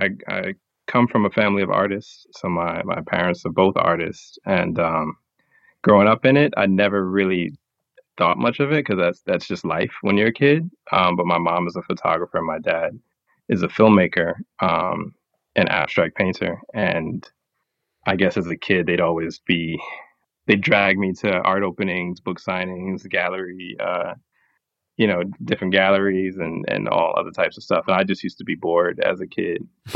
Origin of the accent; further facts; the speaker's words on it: Brooklyn, New York, United States; I think just growing up in New York in general has a crazy influence on a person because there's so many different cultures and everything mashed up together. But Brooklyn, especially, I've got like a great sense